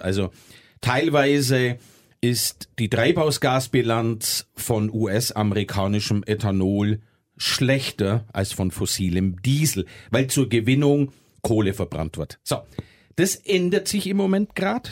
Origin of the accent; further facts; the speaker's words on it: Germany; wir es als Deutsche